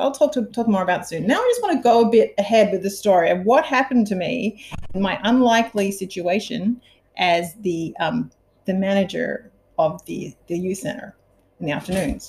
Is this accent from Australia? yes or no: yes; Sydney, New South Wales, Australia; moved away; As I was then in my hometown of Sydney, Australia